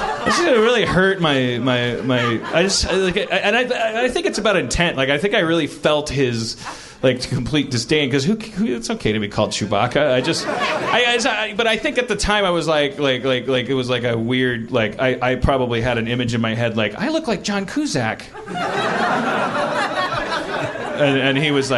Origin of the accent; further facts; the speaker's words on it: Wisconsin, United States; moved away; I'm from Wisconsin